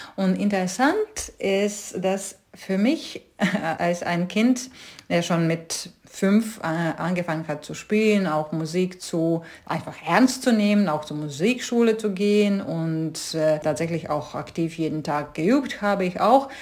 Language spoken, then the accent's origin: German; Rēzekne, Latgale, Latvia; German is a second language; moved away as an adult; also born or lived in London / Stuttgart / Hamburg; ich bin in sowjetischen Lettland aufgewachsen